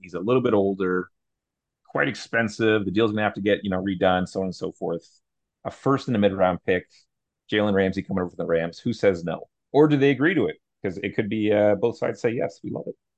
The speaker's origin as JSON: {"language": "English", "country": "Canada", "said": "Sam and I, we're both Canadian, we're from Canada."}